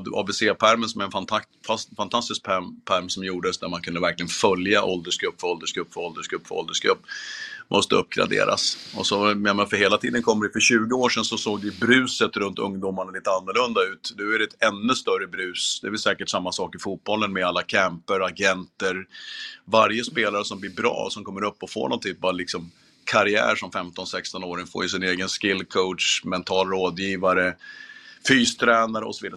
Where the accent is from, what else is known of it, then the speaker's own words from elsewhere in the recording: Gävle, Gävleborg County, Sweden; när jag eh, växte upp. Jag är från Gävle från början